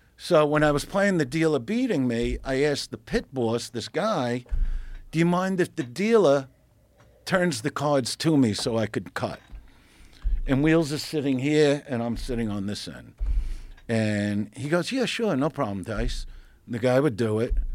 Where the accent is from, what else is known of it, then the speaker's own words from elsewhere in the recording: New York City, New York, United States; I'm from Brooklyn, New York